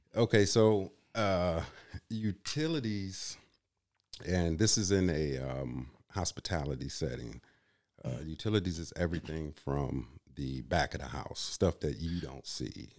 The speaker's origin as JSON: {"language": "English", "town": "Kenosha", "region": "Wisconsin", "country": "United States", "tie": "born or raised there", "also_born_or_lived": "Illinois", "lives_now": "Green Bay, United States", "said": "I'm originally from Illinois. I grew up in Kenosha, Wisconsin."}